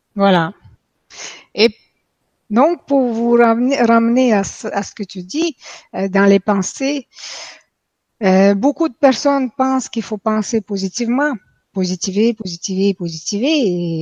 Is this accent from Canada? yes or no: yes; Quebec, Canada; moved away as an adult; now in France; depuis que je suis venue ici en France, hein, en passant je viens de Québec, donc depuis que je viens, euh, je vis en France